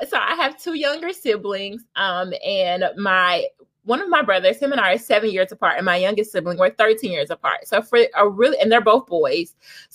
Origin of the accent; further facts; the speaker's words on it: Indiana, United States; I am from Indiana